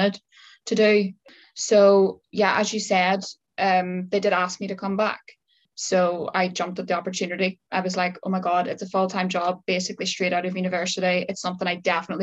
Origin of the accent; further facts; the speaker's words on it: Northern Ireland, United Kingdom; moved away as an adult; now in Liverpool, United Kingdom; I'm originally from Northern Ireland, as you are yourself. Moved to Liverpool, 5 years ago